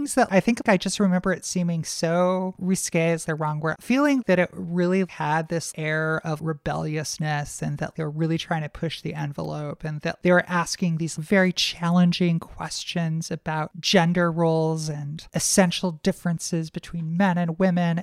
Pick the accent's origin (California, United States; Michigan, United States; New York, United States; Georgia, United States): Michigan, United States; Detroit; I grew up in Detroit